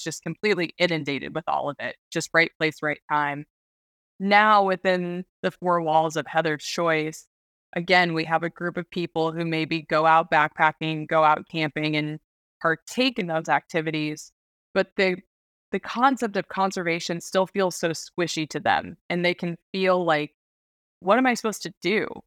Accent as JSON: {"language": "English", "region": "Alaska", "country": "United States", "tie": "born or raised there", "also_born_or_lived": "Washington", "said": "I was born and raised in Alaska"}